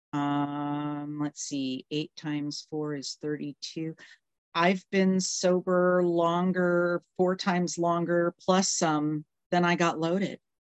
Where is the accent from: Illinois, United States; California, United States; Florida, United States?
California, United States; moved away as an adult; also born or lived in Canada / Wisconsin; now in Tennessee, United States; I was born in Canada, raised in Wisconsin for the first 10 years of my life. And then I spent the next, um, up until four years ago in California